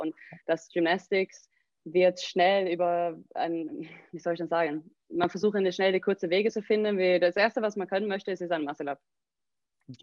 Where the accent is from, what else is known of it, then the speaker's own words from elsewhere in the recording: southern Sweden, Sweden; German is a second language; also born or lived in Germany; now in Recklinghausen, Germany; ich komme aus Südschweden. Ähm, meine Eltern wohnen in der Nähe von äh, Malmö. Also wirklich ganz Südschweden.